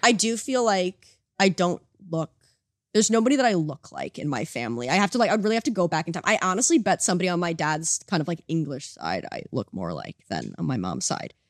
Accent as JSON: {"language": "English", "country": "United States", "tie": "born or raised there", "moved": "yes", "lives_now": "Canada", "said": "I grew up in America"}